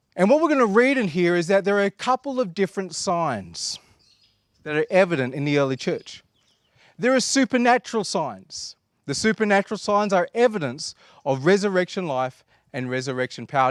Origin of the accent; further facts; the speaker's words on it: Australia; we are Australian